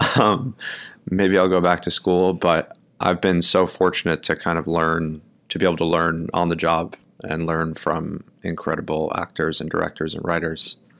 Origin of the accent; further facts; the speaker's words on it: New York, United States; also born or lived in Milwaukee, Wisconsin; I grew up in Brooklyn, New York. Um, I was born here